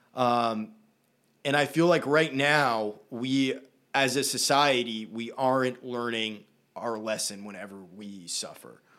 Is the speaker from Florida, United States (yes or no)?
no; Brunswick, Maine, United States; We grew up in Brunswick. Very liberal place